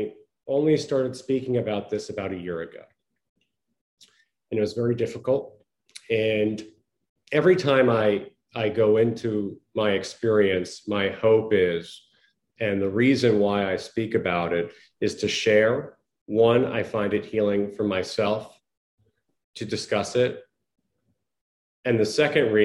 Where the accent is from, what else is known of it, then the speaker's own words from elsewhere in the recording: Long Island, New York, United States; also born or lived in Connecticut; I was born and raised in Long Island, New York, in the United States.